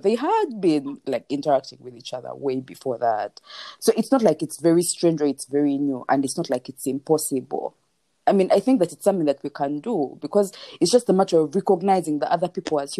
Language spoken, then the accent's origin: English; Buganda, Central Region, Uganda; I am very much a Mnyankole, like I'm a very proud Mnyankole. I can speak the language, read it, and I'm very grateful to my parents who like insisted, and I grew up in Buganda